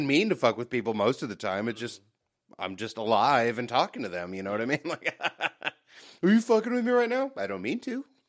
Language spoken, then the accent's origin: English; United States; I'm an American.